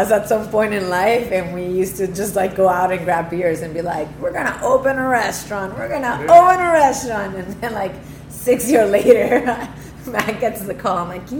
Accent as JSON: {"language": "English", "country": "Mexico", "also_born_or_lived": "Toronto, Canada", "moved": "as an adult", "lives_now": "Prince Edward County, Canada", "said": "I'm originally from Mexico, lived in Toronto for 7 years, and now in the county for almost 2.5."}